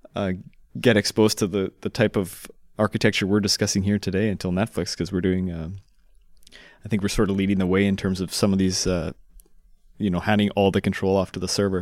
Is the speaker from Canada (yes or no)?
yes; Canada; moved away; I signed up for X-Pac as a Canadian living abroad